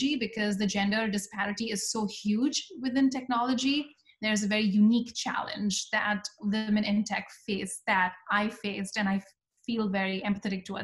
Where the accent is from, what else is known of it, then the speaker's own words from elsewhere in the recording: India; moved away as an adult; I am originally from India, and my journey has been a very typical immigrant journey where I came here for my master's in computer science